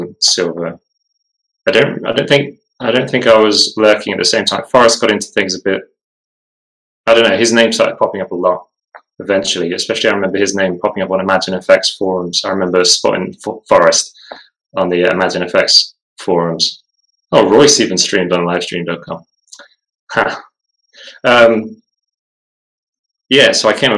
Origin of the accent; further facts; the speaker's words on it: Falkland Islands; I was born in the Falkland Islands